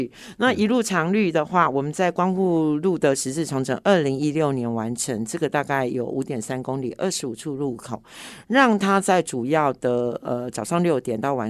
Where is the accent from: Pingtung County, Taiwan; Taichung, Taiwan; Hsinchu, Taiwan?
Hsinchu, Taiwan; 我曾经计算过，呃，我们新竹人的 time value 大概啊差不多每分钟每小时是三四百块左右